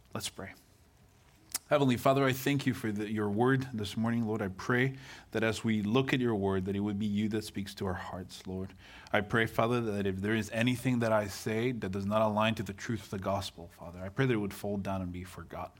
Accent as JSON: {"language": "English", "country": "Guatemala", "tie": "born or raised there", "also_born_or_lived": "Malaysia", "accent": "exotic", "second_language": "English", "moved": "yes", "lives_now": "United States", "said": "I was born and raised in Guatemala."}